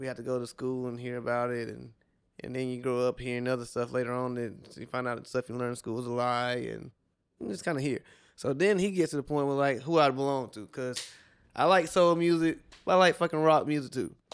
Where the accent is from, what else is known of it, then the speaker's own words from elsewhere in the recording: South Carolina, United States; now in Miami, United States; I'm from South Carolina